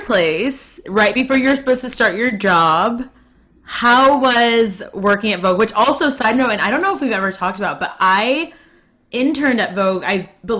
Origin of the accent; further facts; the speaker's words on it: Ohio, United States; I'm also from the Midwest. I'm also from Ohio.